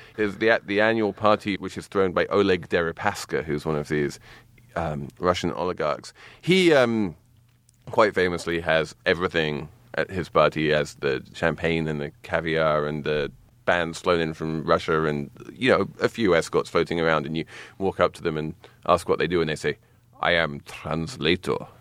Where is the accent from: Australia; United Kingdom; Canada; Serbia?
United Kingdom; England; moved away; When I was growing up in England